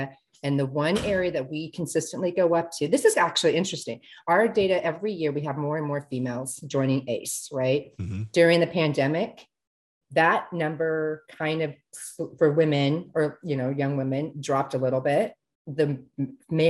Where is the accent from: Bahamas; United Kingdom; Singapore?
Singapore; moved away; I was born in Singapore